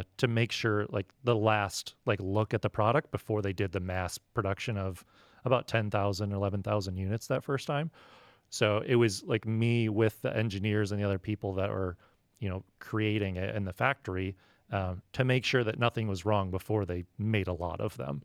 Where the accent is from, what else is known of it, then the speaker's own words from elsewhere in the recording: Midwest, United States; now in San Diego, United States; I grew up in the Midwest